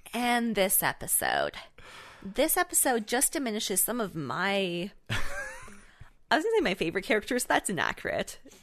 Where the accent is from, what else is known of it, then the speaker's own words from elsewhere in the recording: Canada; I am Canadian